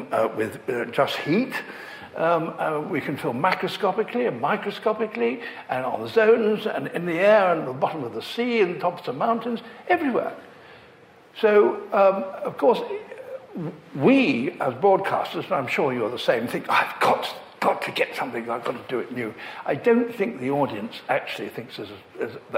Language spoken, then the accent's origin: English; Leicester, East Midlands, United Kingdom; I grew up in Leicester